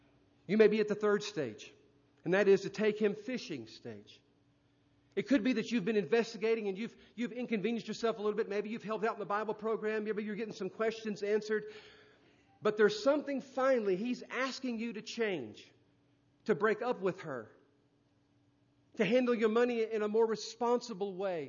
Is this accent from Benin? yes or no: no; India; Sometimes my thoughts would wander growing up in India, being raised in the Hindu faith. My mother was a priestess in the temple.